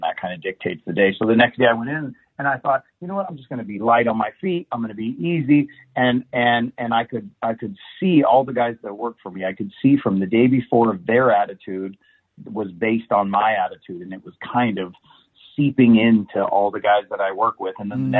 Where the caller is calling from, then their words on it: Vincent, Indiana, United States; Today I'm calling in from Vincent, Indiana. Cornfield.